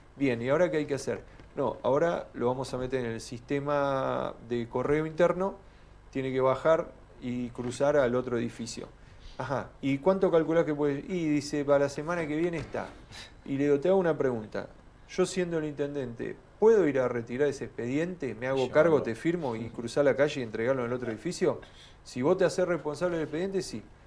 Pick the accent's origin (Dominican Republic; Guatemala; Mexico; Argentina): Argentina; Tornquist, Buenos Aires Province; Volví a mi pueblo a aplicar lo que había estudiado